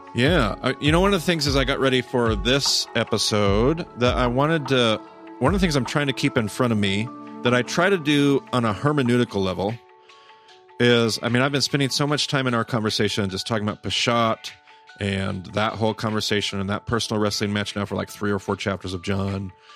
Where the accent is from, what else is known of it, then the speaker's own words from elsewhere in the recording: United States; Western American Christians